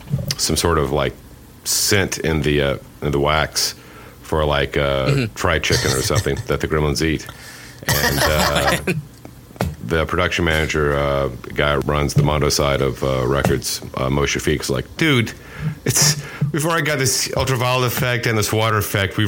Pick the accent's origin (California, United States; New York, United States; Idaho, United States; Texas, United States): Texas, United States; Waco; now in Austin, United States; I grew up actually in Waco when I was a kid